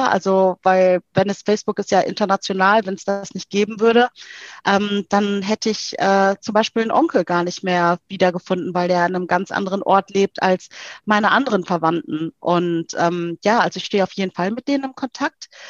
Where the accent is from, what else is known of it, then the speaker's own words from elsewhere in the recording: South Africa; ich bin äh, äh, aus Südafrika sehr geprägt. Ähm, ich bin ja in der Apartheid aufgewachsen.